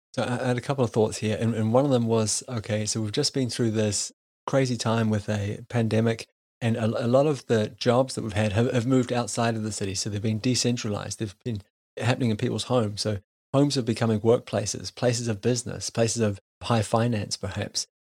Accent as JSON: {"language": "English", "country": "New Zealand", "tie": "born or raised there", "said": "growing up in New Zealand"}